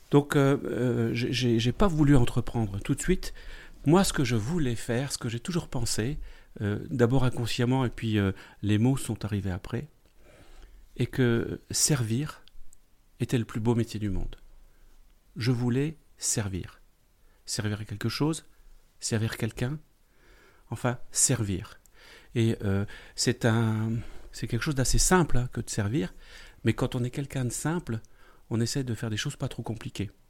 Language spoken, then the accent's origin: French; eastern France, France; je viens de l'est de la France. Je suis né dans une famille. je dis ça parce que le contexte est important. Une famille immigrée italienne.